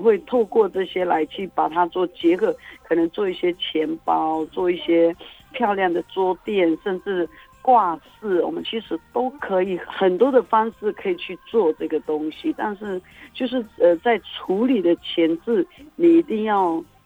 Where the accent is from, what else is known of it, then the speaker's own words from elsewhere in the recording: Majia, Pingtung County, Taiwan; 我是来自于屏东县马家乡